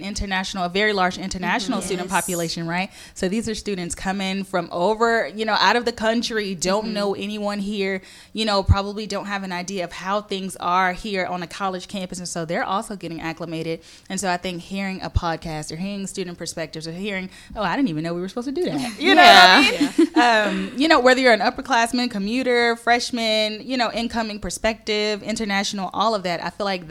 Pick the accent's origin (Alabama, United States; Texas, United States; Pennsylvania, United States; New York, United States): Texas, United States; Houston; I'm from Houston